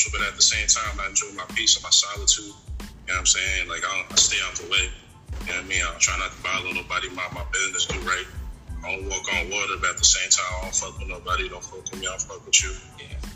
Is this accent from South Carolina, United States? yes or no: no; Poughkeepsie, New York, United States; now in Charlotte, United States; I'm from, I'm from Poughkeepsie, New York, but I've been in Charlotte for a little, minute. You know, I'm 845.